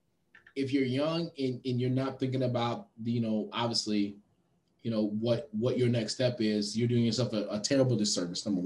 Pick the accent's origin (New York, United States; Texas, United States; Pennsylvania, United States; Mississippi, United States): Texas, United States; Austin; my hometown